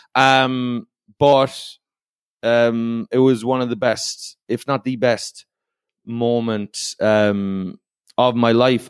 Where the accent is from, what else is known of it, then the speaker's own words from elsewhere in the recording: Ireland; I'm from Ireland. So I I grew up playing a sport called hurling